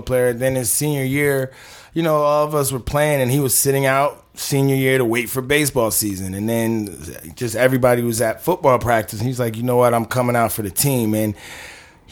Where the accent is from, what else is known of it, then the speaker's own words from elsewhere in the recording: Rockland County, New York, United States; NIAC, New York, we're from Rockland County